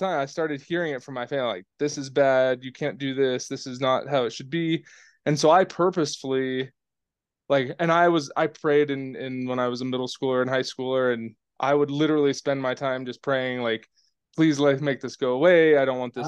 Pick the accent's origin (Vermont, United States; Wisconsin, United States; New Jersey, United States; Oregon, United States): Oregon, United States; I grew up in a really rural town in Oregon